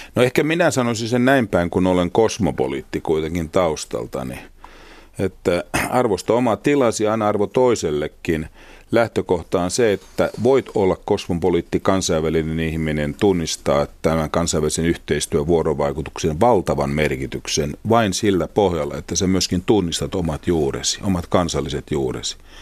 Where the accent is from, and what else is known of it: Finland